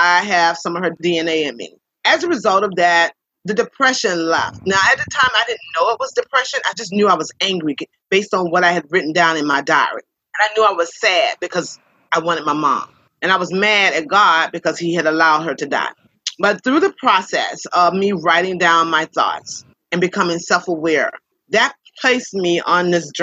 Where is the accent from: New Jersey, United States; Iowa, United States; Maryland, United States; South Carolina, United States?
South Carolina, United States; Columbia; I was born in Columbia, South Carolina, where I currently reside